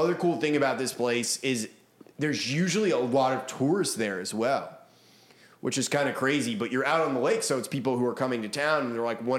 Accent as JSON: {"language": "English", "region": "New England", "country": "United States", "tie": "born or raised there", "lives_now": "Nashville, United States", "said": "since growing up in New England, like every gas station you go into up there, they have like pizza and you can get like a pastrami sandwich and shit like that. But it's not like that here."}